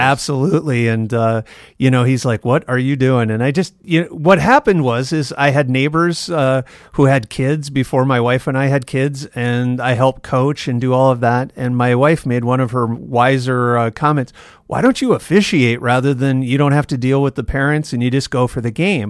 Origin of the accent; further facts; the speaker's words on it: Yankton, South Dakota, United States; also born or lived in Canton, South Dakota; now in Sioux Falls, United States; I grew up, I was born in Yankton, and we spent, uh, six or seven years in Canton between fourth grade in my sophomore year in high school